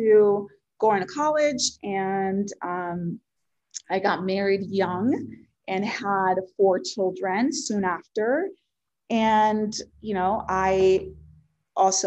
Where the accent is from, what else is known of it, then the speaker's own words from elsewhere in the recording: Puerto Rico; first language Spanish; English is a second language; moved away; I was born and raised in Puerto Rico, and I'm super passionate about my culture and my background